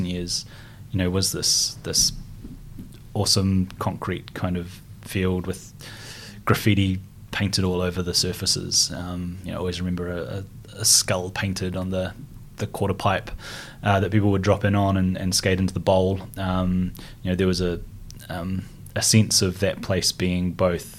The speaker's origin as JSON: {"language": "English", "town": "Christchurch", "region": "Canterbury", "country": "New Zealand", "tie": "born or raised there", "said": "I grew up in North New Brighton, by the beach"}